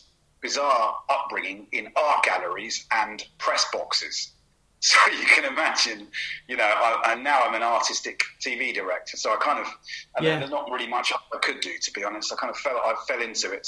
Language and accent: English; Bromley, London, United Kingdom; also born or lived in Fulham, London / Wandsworth, London; ever since I was born, I'm from Kent, Bromley, Beckenham